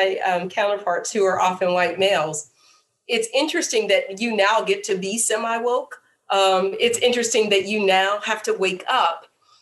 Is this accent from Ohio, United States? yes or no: no; Pittsburgh, Pennsylvania, United States; now in Charlottesville, United States; I'm from Pittsburgh, which is a heavily unionized steel community.